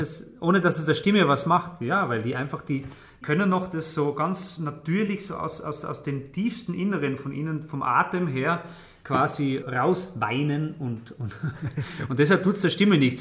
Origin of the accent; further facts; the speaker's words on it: Tyrol, Austria; bei uns in Tirol